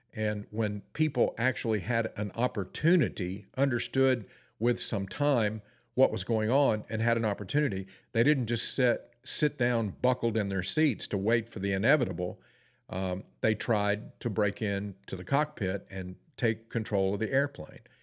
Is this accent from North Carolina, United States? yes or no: yes; Forest City, North Carolina, United States; also born or lived in Ellenboro, North Carolina; my hometown, uh, Forest City, North Carolina, I was actually born in Ellenboro, North Carolina, but the closest town where when we went to town, we either went to Shelby or we went to Forest City. That's where I went to high school.